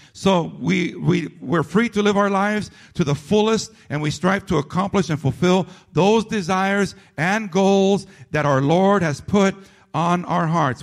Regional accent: United States; as American citizens and as residents of this great nation

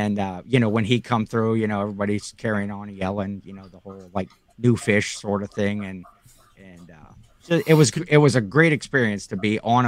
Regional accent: near Cleveland, Ohio, United States; born or raised there

